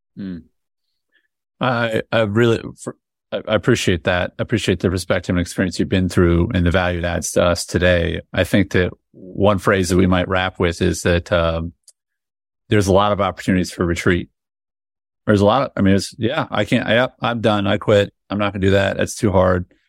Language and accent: English; United States; I'm an American